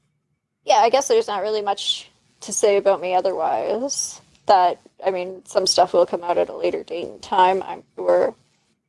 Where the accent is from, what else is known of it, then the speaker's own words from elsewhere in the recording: Canada; I'm the Canadian of the bunch.